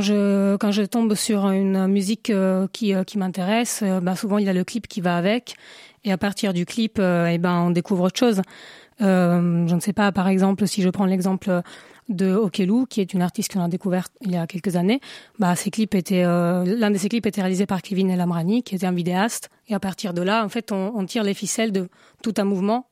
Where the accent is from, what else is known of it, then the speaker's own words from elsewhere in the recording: Italy; now in Paris, France; je suis italienne, je voulais euh, un nom italien.